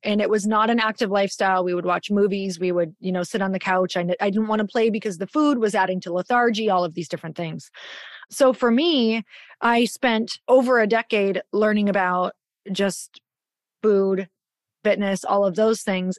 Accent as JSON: {"language": "English", "region": "Midwest", "country": "United States", "tie": "born or raised there", "said": "growing up in the Midwest"}